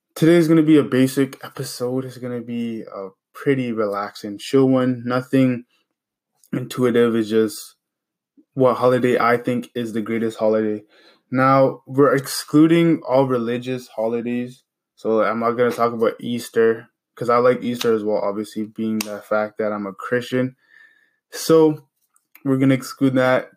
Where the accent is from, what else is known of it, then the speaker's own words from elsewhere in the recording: Canada; where I'm from, I'm from Canada